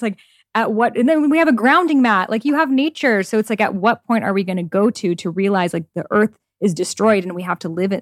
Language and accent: English; Iran; moved away; my home country of Iran